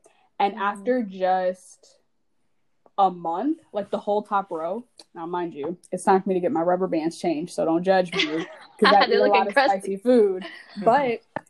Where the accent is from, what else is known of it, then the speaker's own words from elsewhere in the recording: Georgia, United States; I'm from Georgia.